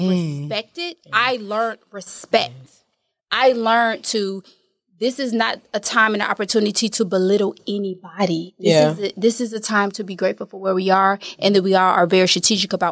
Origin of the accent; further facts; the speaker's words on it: Atlanta, Georgia, United States; We're from Atlanta